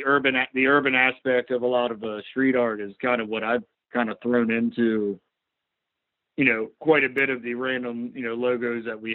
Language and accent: English; Eastern Shore, Maryland, United States; we're all from the state of Maryland. We're all generally Eastern Shore guys